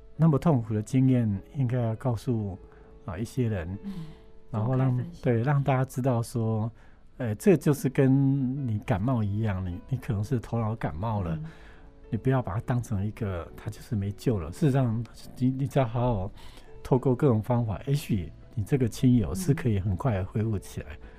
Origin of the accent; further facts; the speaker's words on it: Yilan County, Taiwan; moved away; 我因为从小在农村长大，在宜林县一个偏乡嘛，哈，嗯。算是蛮穷困的地方